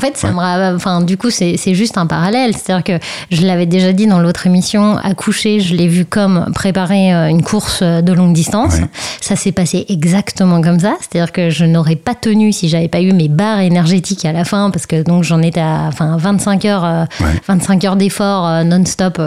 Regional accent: Brittany, France; j'ai grandi en Bretagne

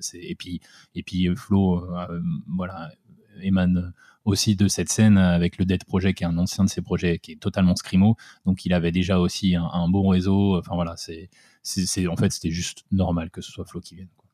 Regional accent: southern Essonne, Île-de-France, France; moved away; on est du sud de l'Essonne, donc c'est en dessous de Paris.

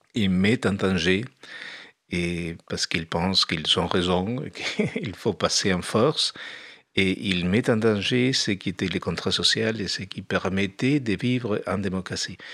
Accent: Uruguay; moved away as an adult; now in France; quand je suis parti de l'Uruguay. Je suis parti quand ça s'installait la dictature

